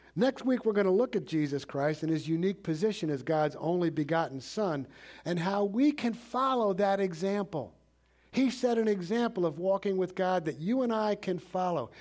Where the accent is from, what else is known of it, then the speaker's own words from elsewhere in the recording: New York City, New York, United States; I grew up in New York City